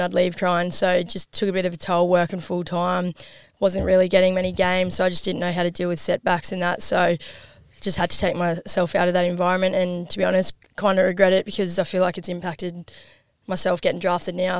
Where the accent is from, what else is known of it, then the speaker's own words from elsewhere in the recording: Gladstone, Queensland, Australia; also born or lived in Geelong, Victoria; I was born in Geelong, moved to Gladstone when I was five, which is like six hours up north from here